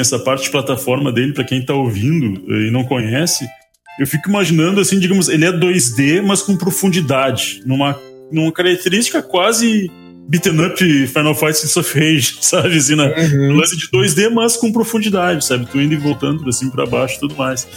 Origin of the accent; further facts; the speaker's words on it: Brazil; a gente é brasileiro